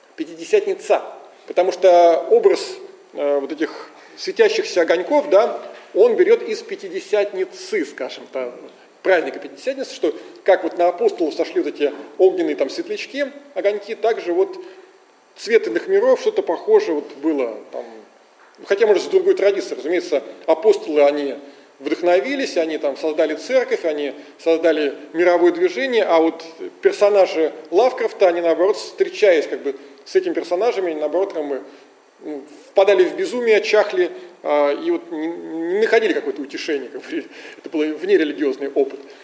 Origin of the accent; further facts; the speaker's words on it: Russia; мы, конечно, из России